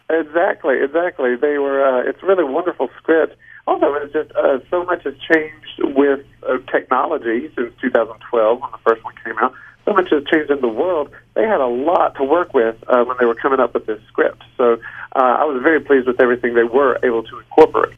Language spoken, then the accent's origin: English; Macon, Georgia, United States; also born or lived in Conyers, Georgia / Chicago; I was born right in the middle of a state called Macon, and when I was 15, we moved to a very small town called Conyers, but it's right outside Atlanta